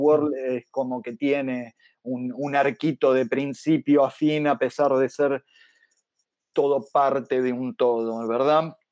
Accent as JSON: {"language": "Spanish", "country": "Argentina", "said": "como argentino"}